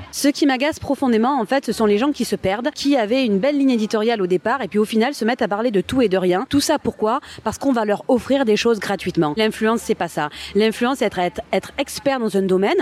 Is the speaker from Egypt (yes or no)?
no; Marseille, Provence-Alpes-Côte d'Azur, France; je viens de Marseille